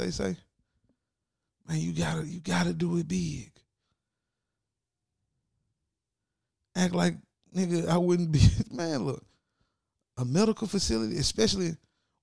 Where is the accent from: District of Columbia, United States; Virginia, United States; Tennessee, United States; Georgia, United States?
Tennessee, United States; Ripley; I'm from Ripley, Tennessee